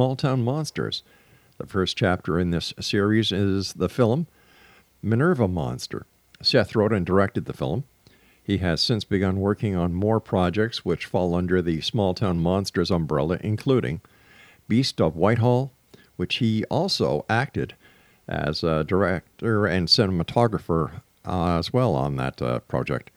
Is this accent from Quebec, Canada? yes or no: yes; South Shore of Montreal, Quebec, Canada; I grew up on the South Shore of Montreal